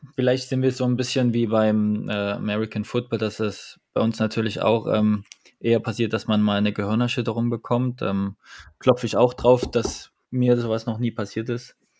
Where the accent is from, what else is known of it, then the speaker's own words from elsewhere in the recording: Dresden, Saxony, Germany; also born or lived in Nuremberg; now in Düsseldorf, Germany; 31 Jahre alt, komme gebürtig aus Dresden